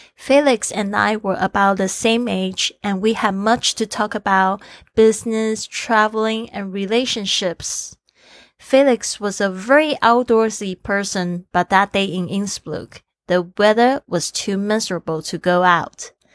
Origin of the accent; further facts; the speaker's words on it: Kaohsiung, Taiwan; my hometown Kaohsiung